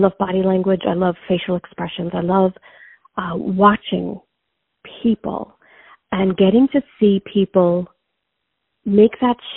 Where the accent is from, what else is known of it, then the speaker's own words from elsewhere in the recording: New York, United States; I grew up in New York. I'm from New York